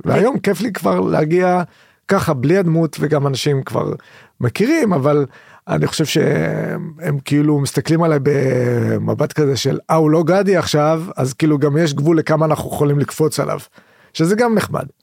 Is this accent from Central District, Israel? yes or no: no; Haifa, Haifa District, Israel; אני גדלתי בחיפה